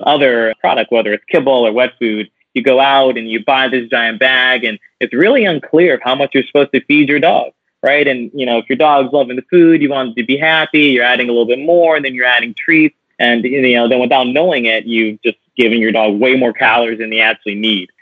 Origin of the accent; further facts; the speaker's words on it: New Orleans, Louisiana, United States; moved away; loved growing up in New Orleans